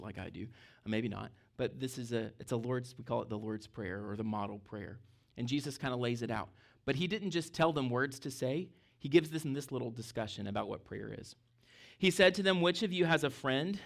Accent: Mississippi, United States; now in Fredericksburg, United States; I grew up in Mississippi, I was your tic-, typical barefoot Mississippi kid

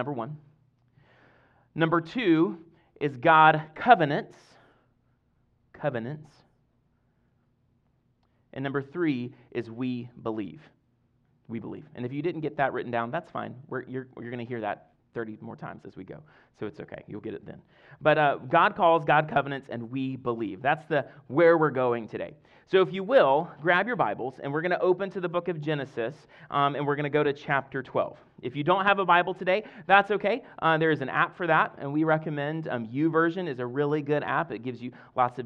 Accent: Deep South Mississippi, United States; now in Fredericksburg, United States; I grew up in Deep South Mississippi

